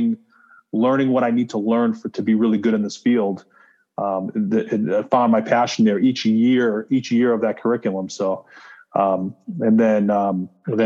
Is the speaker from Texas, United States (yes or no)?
no; Saugus, Massachusetts, United States; moved away; I grew up in Saugus, Massachusetts, which is close to the city, just north of it